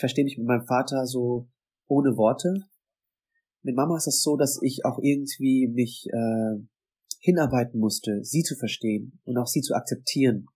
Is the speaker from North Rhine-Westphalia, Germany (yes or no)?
no; Bavaria, Germany; moved away as an adult; now in Vietnam; Ich bin aufgewachsen in Bayern, also mit Schweinshaxe, mit Bratwurst